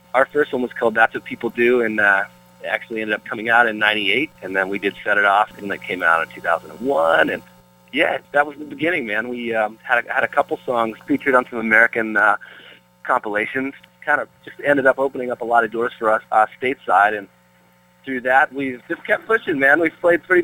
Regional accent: Peterborough, Ontario, Canada; moved away as an adult; now in Nashville, United States; It'll always be my hometown and live there most of my life.

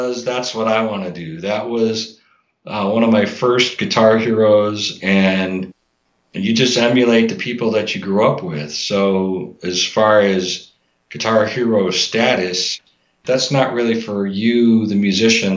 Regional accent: Chicago, Illinois, United States; I'm from Chicago area

